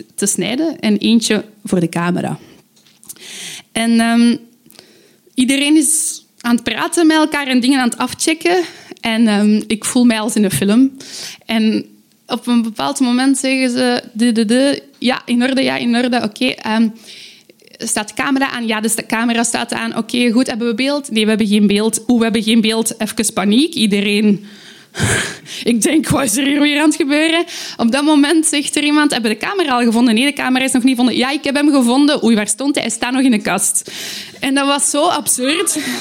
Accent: Aalst, Flanders, Belgium; ik kom uit Aalst.

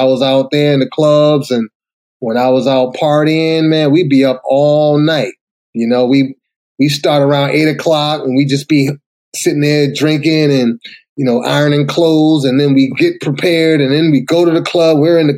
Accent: Boston, Massachusetts, United States; moved away as an adult; now in Atlanta, United States; grew up in a rough neighborhood, went through a lot of tragic stuff, got out of there. Where'd you go? In Boston.

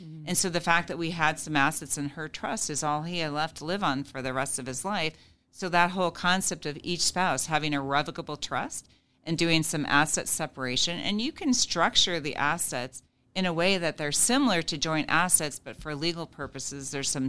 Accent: Nebraska, United States; So in some states, again, my home state of Nebraska is not super protective of a single member LLC.

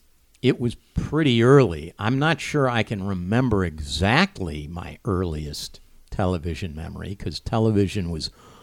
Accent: Cleveland, Ohio, United States; I grew up in Cleveland, of course

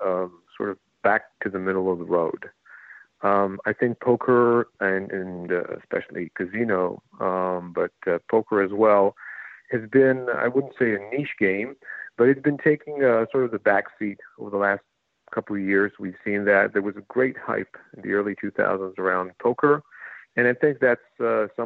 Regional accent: Israel; moved away as an adult; now in New Jersey, United States; I come from Israel

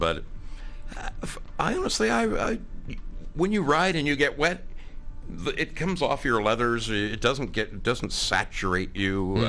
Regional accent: Oregon, United States; I was in North Carolina, and I'm from Oregon, where it rains, you know, 3 out of 7 days a week

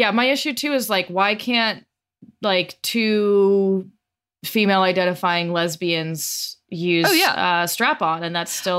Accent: Denver, Colorado, United States; Westword, which is my hometown newspaper

